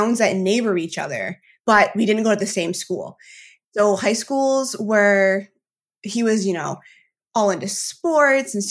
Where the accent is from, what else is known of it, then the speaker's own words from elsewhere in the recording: Maine, United States; I have grown to appreciate growing up in Maine